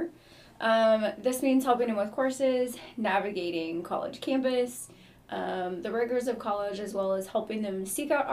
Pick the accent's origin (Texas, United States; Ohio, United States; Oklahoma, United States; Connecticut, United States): Oklahoma, United States; moved away as an adult; now in Missouri, United States; I'm from Oklahoma, born and raised, came to Missouri for college